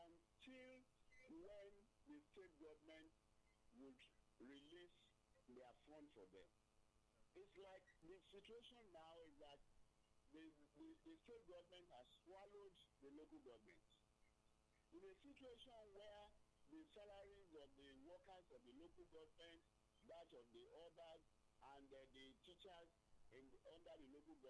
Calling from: Ilaro, Ogun State, Nigeria; I'm calling from Ilaro.

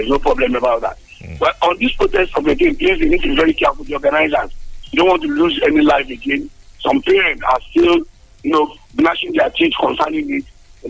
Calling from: Abeokuta, Ogun State, Nigeria; I'm just calling from the People's Parliament in Abeokuta.

